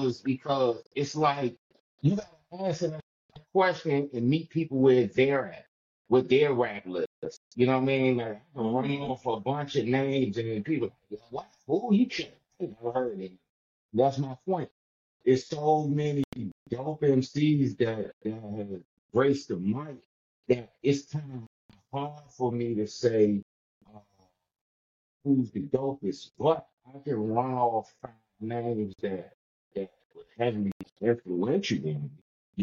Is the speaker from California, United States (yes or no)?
no; Washington, District of Columbia, United States; Northwest. Northwest, Northeast.